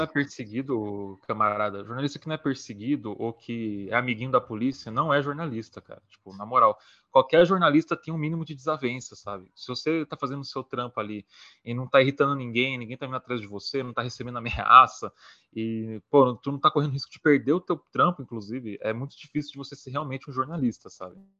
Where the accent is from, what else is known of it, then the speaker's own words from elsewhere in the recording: São Paulo, Brazil; sou de São Paulo, SP